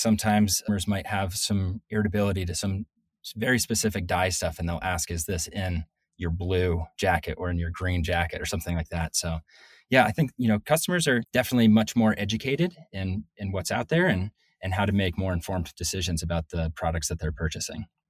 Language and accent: English; Northeast, United States; moved away as an adult; also born or lived in Colorado / Salt Lake City, Utah; I'm originally from the Northeast